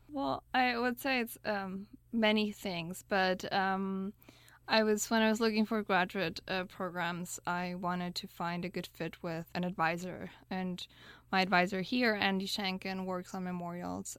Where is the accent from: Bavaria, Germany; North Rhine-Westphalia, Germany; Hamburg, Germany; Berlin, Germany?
Berlin, Germany; moved away; I grew up in Berlin